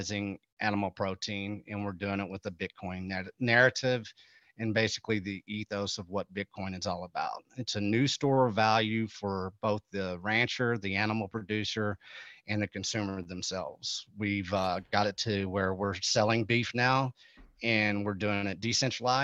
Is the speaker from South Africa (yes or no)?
no; Texas, United States; I'm from Texas, we're from cattle country.